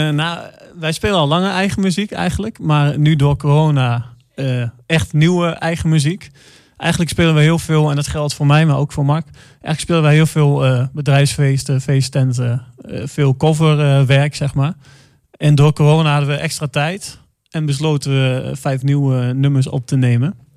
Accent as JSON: {"language": "Dutch", "town": "Enschede", "region": "Overijssel", "country": "Netherlands", "tie": "born or raised there", "moved": "as an adult", "lives_now": "Arnhem, Netherlands", "said": "ik kom uit Enschede. Eh, heb je ook 31 eh, jaar gewoond"}